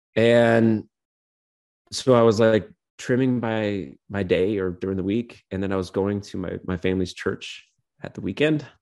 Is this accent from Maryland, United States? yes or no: no; Clear Lake Basin, California, United States; also born or lived in Portland; the Clear Lake Basin, my hometown